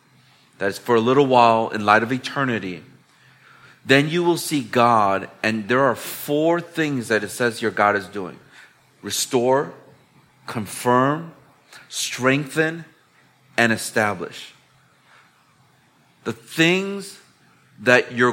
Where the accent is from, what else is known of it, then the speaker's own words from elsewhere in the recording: Chicago, Illinois, United States; now in Hong Kong; I'm from the Windy City, which is Chicago back in the United States